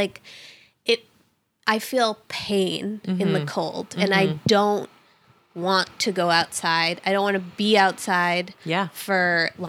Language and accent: English; Massachusetts, United States; I'm like, no, I'm from Massachusetts.